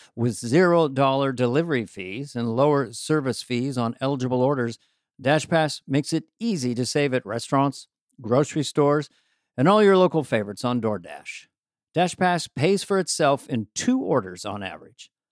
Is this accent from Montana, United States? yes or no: yes; Missoula, Montana, United States; Missoula, Montana